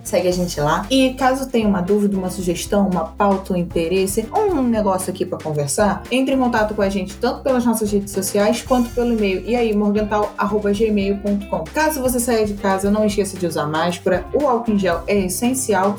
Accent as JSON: {"language": "Portuguese", "country": "Brazil", "said": "E eu estou falando isso sendo brasileiro"}